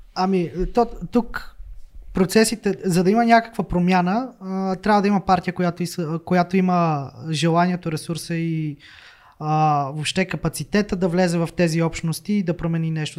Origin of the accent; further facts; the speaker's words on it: Slivnitsa, Sofia Province, Bulgaria; moved away as an adult; now in Plovdiv, Bulgaria; аз съм от Сливница